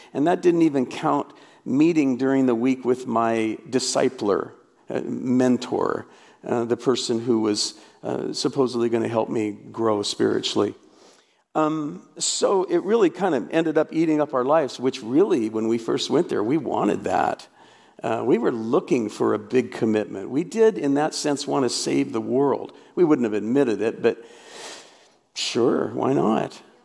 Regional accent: Portland, Oregon, United States; also born or lived in North Carolina; I grew up in Portland, Oregon

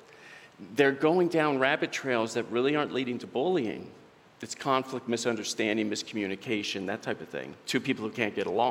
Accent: Southern Oregon, United States; I'm from Southern Oregon. I met my wife there, Sandy.

